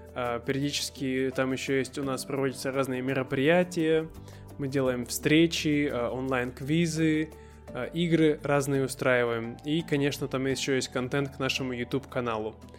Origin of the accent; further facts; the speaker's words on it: Irkutsk, Irkutsk Oblast, Russia; moved away; в моем родном городе Иркутске